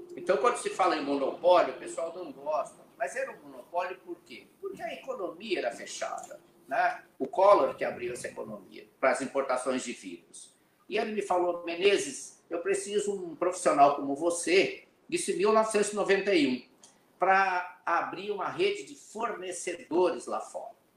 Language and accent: Portuguese; Cacequi, Rio Grande do Sul, Brazil; moved away; also born or lived in São Paulo; Eu nasci na cidade que é a capital da melancia, Cacequi. É lá Cacique. depois de Santa Maria, perto da fronteira com o Uruguai e com a Argentina. Eu sou gaúcho da fronteira